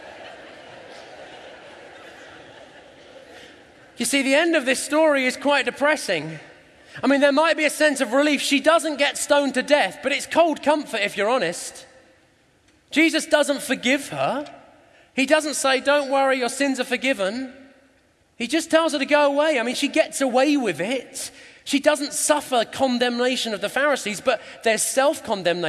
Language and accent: English; England, United Kingdom; we're English.